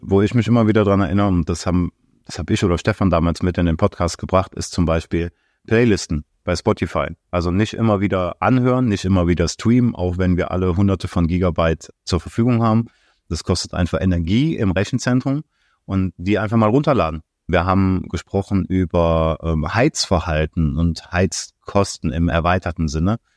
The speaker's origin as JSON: {"language": "German", "town": "Aachen", "region": "North Rhine-Westphalia", "country": "Germany", "said": "ich komme aus Aachen"}